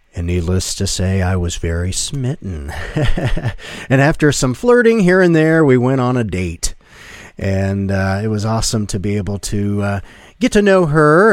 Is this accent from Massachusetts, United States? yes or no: no; Westerville, Ohio, United States; I grew up in Westerville, Ohio, back in the seventies, as an only child